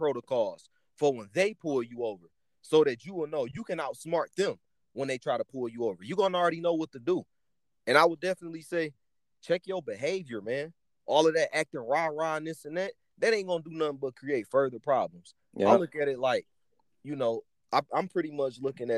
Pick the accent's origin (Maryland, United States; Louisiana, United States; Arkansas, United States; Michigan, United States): Michigan, United States; Detroit; I'm from Detroit, but I also lived in the suburbs